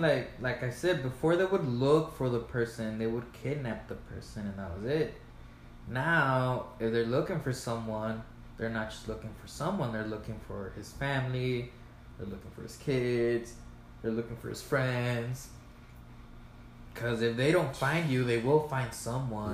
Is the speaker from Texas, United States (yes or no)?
yes; El Paso, Texas, United States; I was born in El Paso